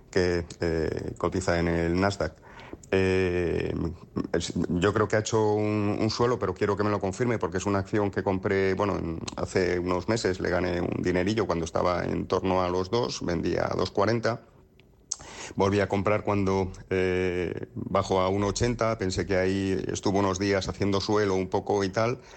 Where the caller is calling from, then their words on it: Madrid, Community of Madrid, Spain; Hola, buenos días. Eh, mira, soy … de Madrid.